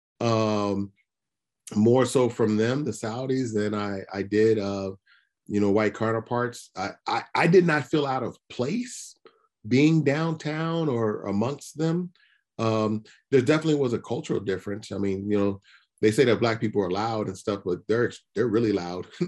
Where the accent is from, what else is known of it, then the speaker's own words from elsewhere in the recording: United States; being an American and being in the US